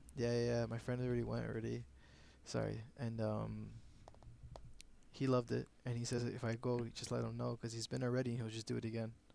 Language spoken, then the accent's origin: English; Canada; I'm Canadian